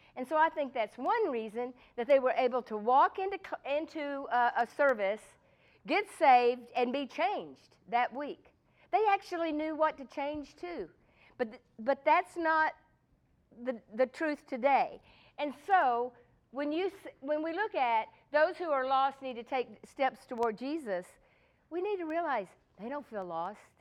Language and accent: English; Texas, United States; I'm from Texas